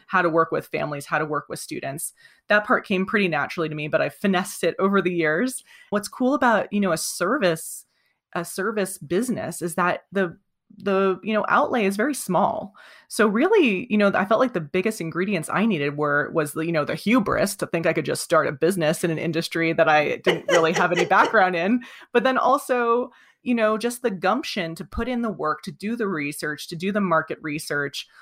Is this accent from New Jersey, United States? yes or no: yes; coastal New Jersey, United States; now in Vermont, United States; I grew up in coastal New Jersey. I now reside in Vermont